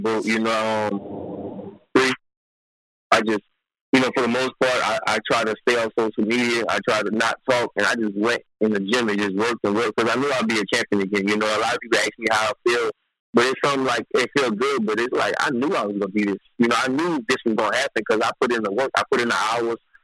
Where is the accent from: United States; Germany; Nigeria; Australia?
United States; New Orleans, Louisiana; now in Texas, United States; originally I'm from New Orleans, and that's always be home, my heart, you know. But I live in Texas